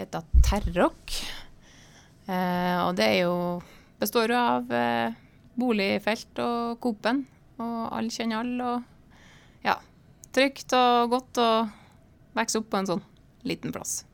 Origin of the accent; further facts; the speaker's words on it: Terråk, Nordland, Norway; moved away; Jeg er fra Bindalen